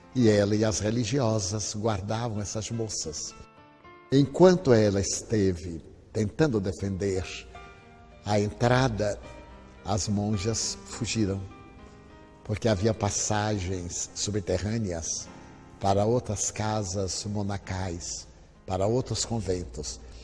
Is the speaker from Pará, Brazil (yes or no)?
no; Feira de Santana, Bahia, Brazil; eu sou baiano de Feira de Santana